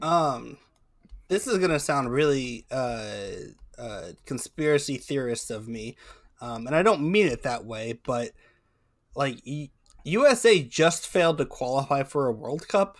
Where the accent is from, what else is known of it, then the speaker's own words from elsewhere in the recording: California, United States; moved away; also born or lived in Santa Barbara, California (born); I am not from Ohio, I'm from California.